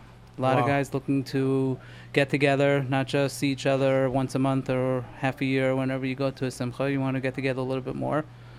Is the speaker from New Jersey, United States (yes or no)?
no; Denver, Colorado, United States; I grew up in Denver.